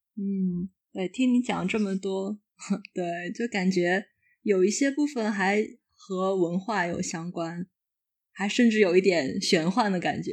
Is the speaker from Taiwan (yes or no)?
no; northern China, China; 因为我是北方人